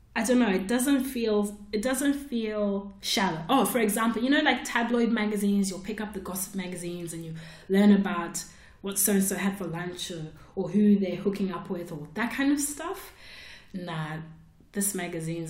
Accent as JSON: {"language": "English", "country": "Zimbabwe", "tie": "born or raised there", "moved": "yes", "said": "she lived in Zimbabwe, where I grew up."}